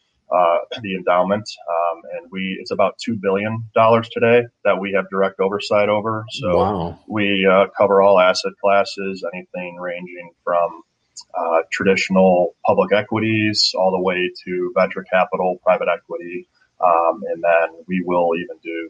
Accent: Chesterland, Ohio, United States; I grew up in Chesterland, which is about 35 minutes east of downtown Cleveland.

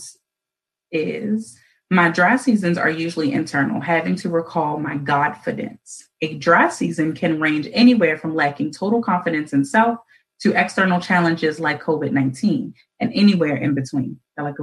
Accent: Baltimore, Maryland, United States; born and raised in Baltimore

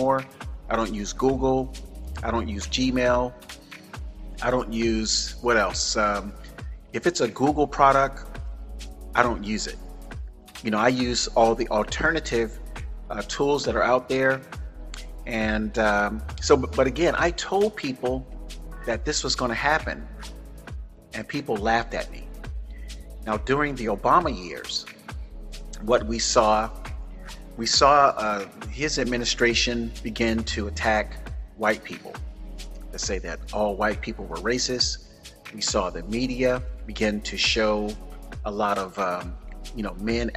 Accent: Florida, United States; also born or lived in San Francisco; now in Northern California, United States; I was born and raised in Florida

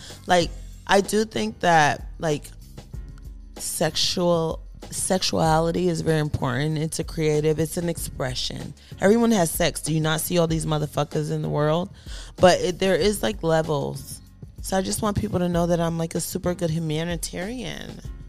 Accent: East Coast, United States; Like, I feel like at 18, I'm from the East Coast. Like, I was already a boss.

